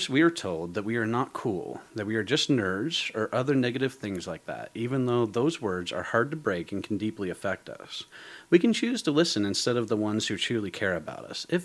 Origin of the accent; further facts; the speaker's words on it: Georgia, United States; I went back to my hometown in Georgia and saw the Zip and Kai, my two best friends again.